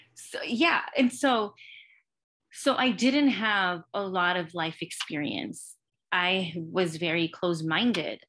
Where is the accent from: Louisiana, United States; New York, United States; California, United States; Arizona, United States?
California, United States; Los Angeles; I was born and raised in L A. I grew up in Highland Park in a working class, you know, a Latino working class community